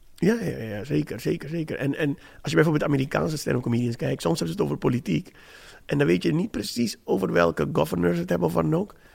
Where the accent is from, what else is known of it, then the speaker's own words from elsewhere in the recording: Suriname; ik ben een zwarte man, ik ben een Surinaamse man.